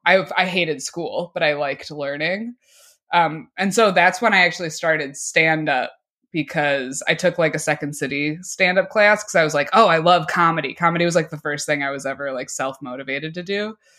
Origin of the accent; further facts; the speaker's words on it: Oak Park, Illinois, United States; I'm from Oak Park